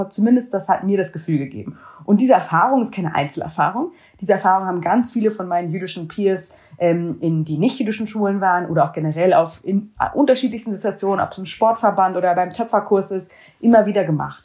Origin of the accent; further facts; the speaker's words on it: Germany; jüdisch aufgewachsen in Deutschland